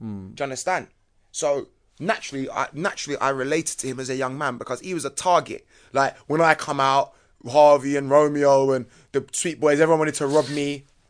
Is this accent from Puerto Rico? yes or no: no; London, United Kingdom; I come from Battersea, so I would be classed as coming from Junction.